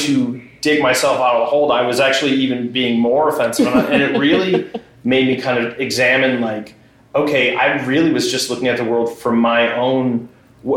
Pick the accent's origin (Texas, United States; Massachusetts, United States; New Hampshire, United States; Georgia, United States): New Hampshire, United States; Exeter; I grew up on the seacoast. I'm from Exeter originally